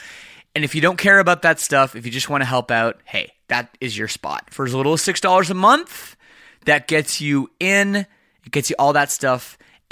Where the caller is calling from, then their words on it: Windsor, Ontario, Canada; I am calling you from Windsor, Ontario, which is just outside Detroit.